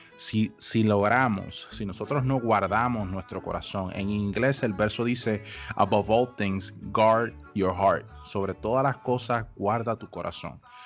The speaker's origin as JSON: {"language": "Spanish", "town": "Aguadilla", "country": "Puerto Rico", "tie": "born or raised there", "moved": "as an adult", "lives_now": "United States", "said": "yo soy original de Puerto Rico, de Aguadilla, Puerto Rico, y actualmente radico en los Estados Unidos"}